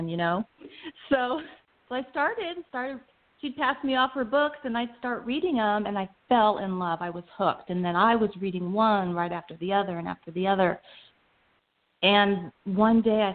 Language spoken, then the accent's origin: English; Arizona, United States; also born or lived in Phoenix, Arizona / Prescott, Arizona; I was born in Phoenix, Arizona, and lived there till I was about 11 years old, and my parents moved us to Prescott, not Prescott, Prescott, Arizona